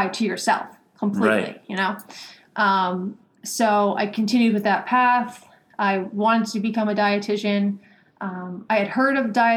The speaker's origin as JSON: {"language": "English", "town": "Stonington", "region": "Connecticut", "country": "United States", "tie": "born or raised there", "also_born_or_lived": "West Virginia", "moved": "as an adult", "lives_now": "Boston, United States", "said": "I grew up in Stonington, Connecticut"}